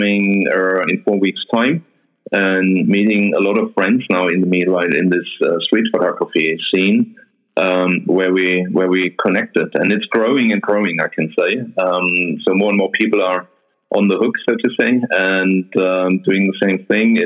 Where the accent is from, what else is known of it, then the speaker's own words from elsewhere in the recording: a town close to Nuremberg, Bavaria, Germany; Nuremberg, which is a city very close to my hometown